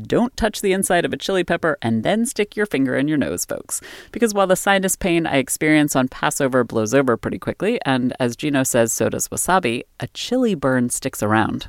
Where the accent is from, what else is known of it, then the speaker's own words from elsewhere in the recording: Maryland, United States; moved away as an adult; also born or lived in Boston; I grew up in Maryland and then moved to Boston a little after college